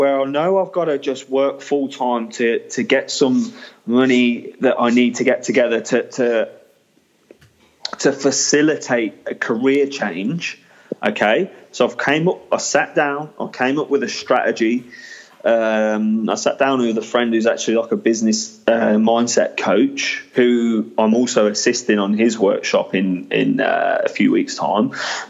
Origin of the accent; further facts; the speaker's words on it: England, United Kingdom; I am a lad, I'm from England